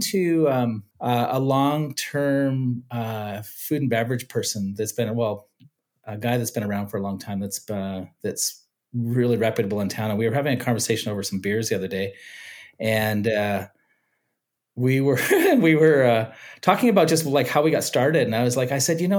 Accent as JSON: {"language": "English", "region": "California", "country": "United States", "tie": "born there", "said": "I was I was born in California in the '60s."}